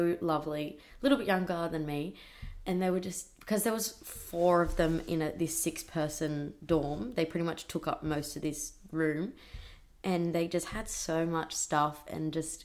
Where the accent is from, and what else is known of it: Australia